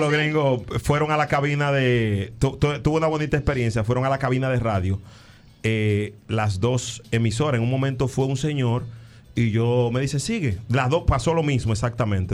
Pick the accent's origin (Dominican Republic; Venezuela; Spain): Dominican Republic; San Cristóbal; moved away as an adult; now in New York, United States; yo soy de la de San Cristóbal, orgullosamente